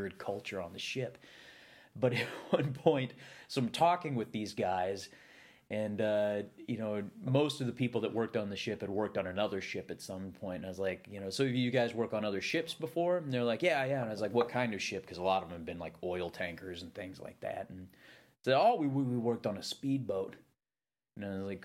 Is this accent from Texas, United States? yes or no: no; Minneapolis, Minnesota, United States; I said, Minneapolis